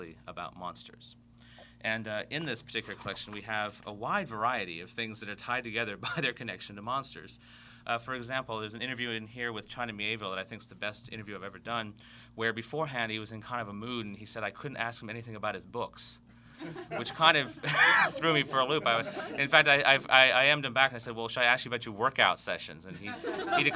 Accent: Fiji; Growing up in the Fiji Islands

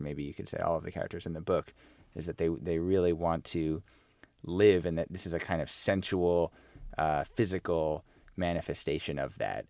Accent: United States; as an American

